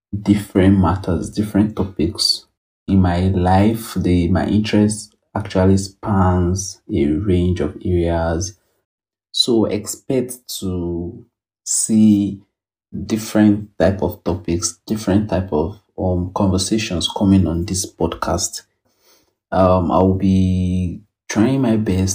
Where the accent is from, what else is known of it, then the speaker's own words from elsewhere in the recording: Ibadan, Oyo, Nigeria; I'm an Ibadan boy, born and bred.